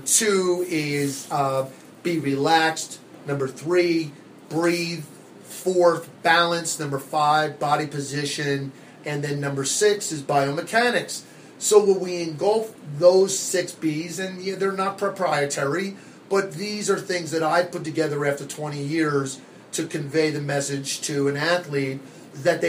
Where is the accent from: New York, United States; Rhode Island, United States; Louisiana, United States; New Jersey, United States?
New Jersey, United States; now in Arizona, United States; Growing up in New Jersey, probably could tell by the way I talk, I am not from Arizona. I am a Jersey born and bred.